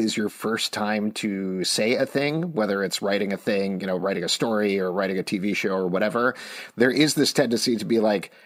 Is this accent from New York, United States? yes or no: yes; Long Island, New York, United States; I grew up in New York. Well, I grew up on Long Island